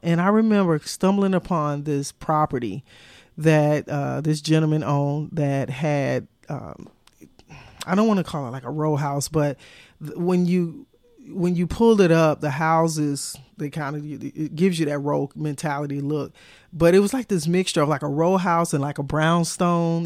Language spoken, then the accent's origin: English; United States; as an American and traveling to Europe